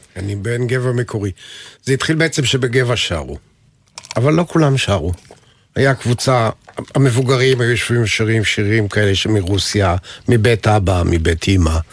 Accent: Geva, Northern District, Israel; נולדתי לתוך הגבעתרון

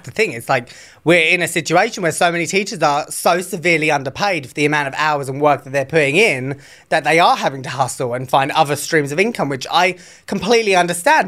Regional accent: England, United Kingdom; moved away as an adult; now in United States; I'm from England

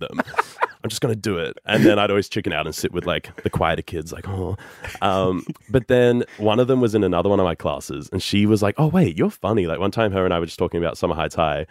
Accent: Brisbane, Queensland, Australia; moved away as an adult; also born or lived in New York City, United States; I grew up in the Redlands, which is, like, like Bayside suburbs

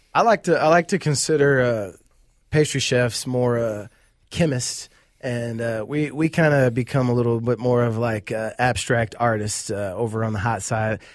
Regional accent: Cleveland, Ohio, United States; moved away as an adult; now in Minneapolis, United States; I was born and raised, uh, in Cleveland, Ohio.

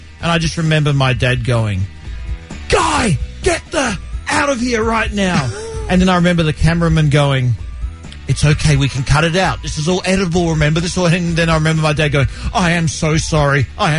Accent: Australia; moved away; when I was 7 years old growing up in Australia.

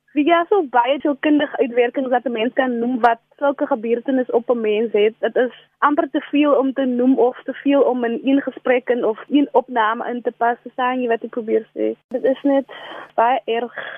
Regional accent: South Africa; ek is van die Dorings

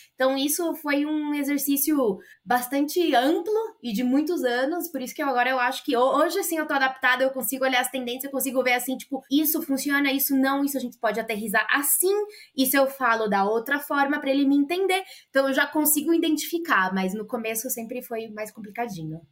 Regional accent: Brazil; moved away as an adult; also born or lived in Mexico; now in Ecuador; Depois que eu saí do Brasil, e assim, eu fui sem falar espanhol

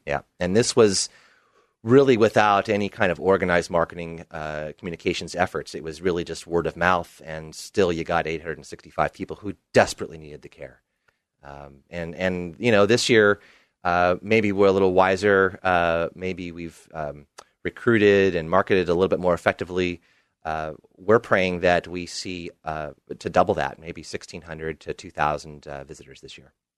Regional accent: Portland, Oregon, United States; also born or lived in Bermuda; Portland, uh, has always been my home. I spent only five years away from the City of Roses

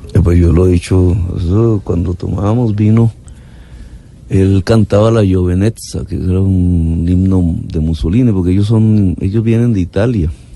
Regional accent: Caribbean coast, Colombia; also born or lived in Zipaquirá / Ciénaga de Oro; yo soy costeño

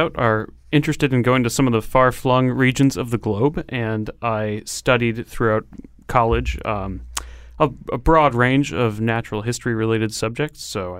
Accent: Connecticut, United States; Growing up in Connecticut, it is a fantastic place to grow up and be attuned to the natural world around you.

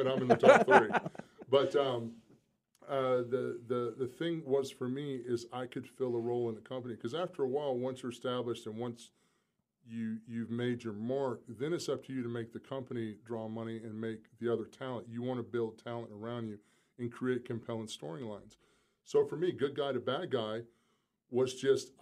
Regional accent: South Carolina, United States; I'm still from South Carolina. I mean, I'm a small town kid

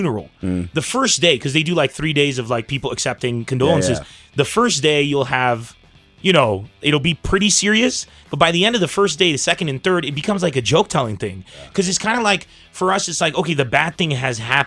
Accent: San Diego, California, United States; moved away; also born or lived in Lebanon; I come from San Diego

